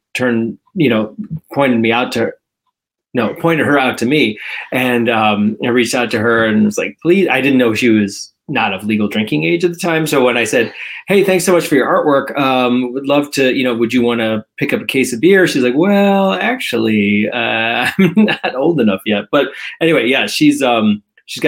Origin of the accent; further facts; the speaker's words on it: Evanston, Illinois, United States; I grew up in Evanston. I came back and have been raising my kids here